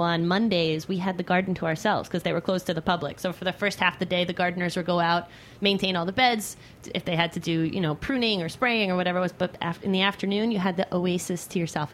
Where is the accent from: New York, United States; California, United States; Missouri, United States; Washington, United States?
New York, United States; Hampton Bays; moved away; I grew up on the east end of Long Island in Hampton Bays